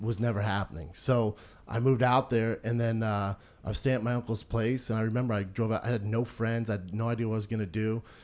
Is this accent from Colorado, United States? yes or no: yes; Aurora, Colorado, United States; moved away; also born or lived in Venice Beach, California; I grew up in Aurora, Colorado, which was predominantly like a black neighborhood.